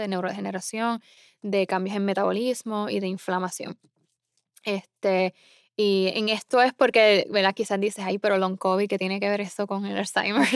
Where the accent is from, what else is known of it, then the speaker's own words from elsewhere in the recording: Isabela, Puerto Rico; moved away as an adult; also born or lived in San Juan, Puerto Rico / Iowa, United States; now in Massachusetts, United States; yo nací en el área oeste de, Puerto Rico, o sea, Isabela. Eh, yo crecí bailando y cantando.